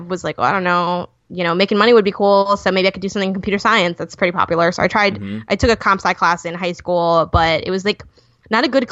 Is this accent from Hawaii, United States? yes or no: no; Chicago, Illinois, United States; first language English; I'm from Chicago